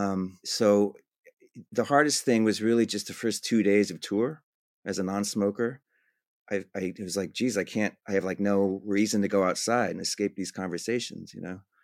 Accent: Whittier, California, United States; moved away as an adult; also born or lived in New York; I grew up in Whittier, California

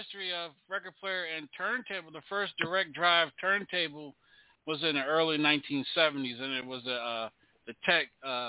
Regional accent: Maryland, United States; I'm from Maryland

